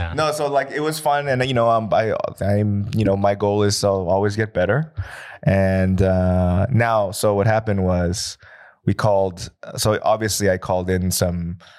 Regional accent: United States; now in Seoul, South Korea; I come from America

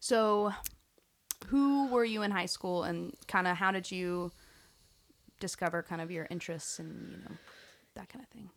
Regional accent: Fort Worth, Texas, United States; I grew up in Fort

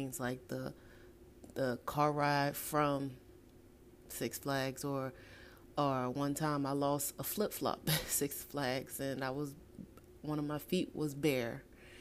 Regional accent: New Orleans, Louisiana, United States; my hometown of New Orleans

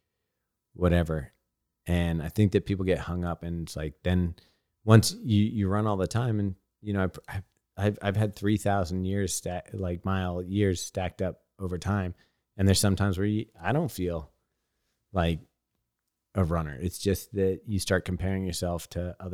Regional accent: California, United States; I grew up in California

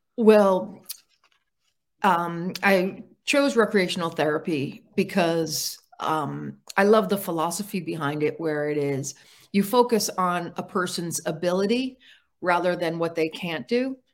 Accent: Park Ridge, New Jersey, United States; I grew up in Park Ridge, New Jersey

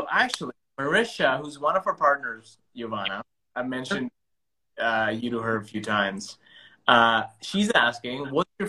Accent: India; I'm Indian, and it's being Indian.

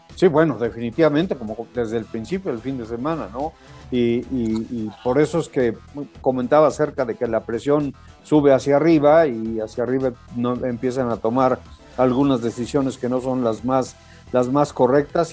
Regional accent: Puebla, Mexico; yo nací en Puebla

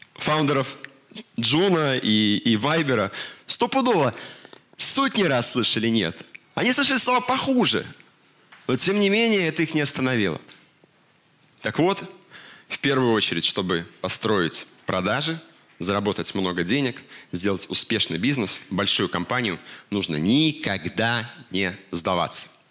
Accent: Belarus; мы, белорусы

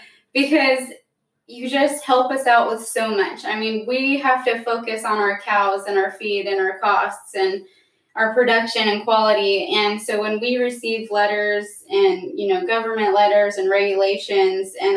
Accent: Chino, California, United States; now in Hanford, United States; I'm originally from Chino, California

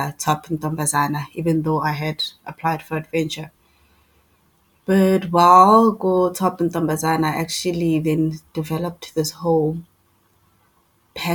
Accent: East Rand, Gauteng, South Africa; I'm from the East Rand.

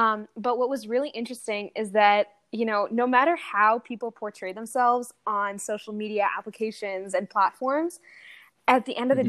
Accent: United States; also born or lived in Saudi Arabia; I came to the States when I was around eight years old

